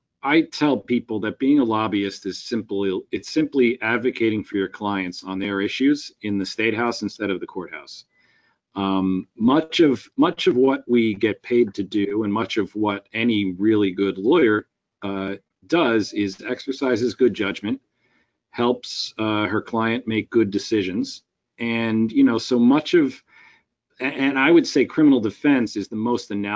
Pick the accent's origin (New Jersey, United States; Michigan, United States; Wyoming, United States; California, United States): New Jersey, United States; Westfield; I've also been an elected official in my hometown in Westfield